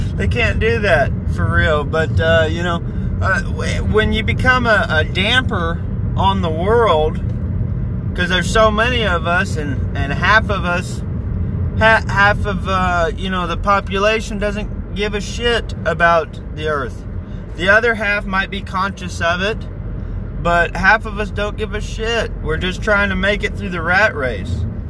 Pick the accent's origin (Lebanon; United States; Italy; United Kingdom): United States; I'm an American